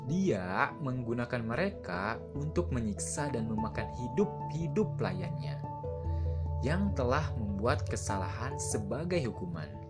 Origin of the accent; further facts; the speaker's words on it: Majalengka, West Java, Indonesia; saya berasal dari Majalengka.